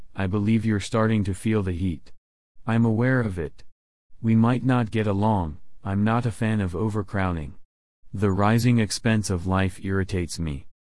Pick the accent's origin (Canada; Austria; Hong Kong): Hong Kong; I was born in Hong Kong many years ago.